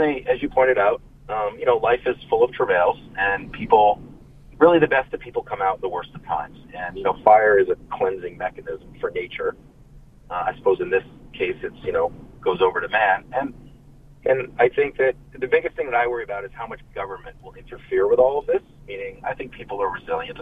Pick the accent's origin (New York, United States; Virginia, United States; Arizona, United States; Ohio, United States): New York, United States; now in California, United States; I'm actually from New York. I grew up outside